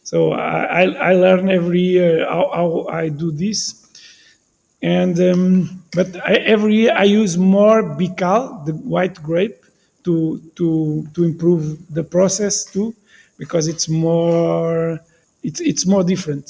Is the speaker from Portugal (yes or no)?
yes; Bairrada, Centro, Portugal; English is a second language; I'm from Bairrada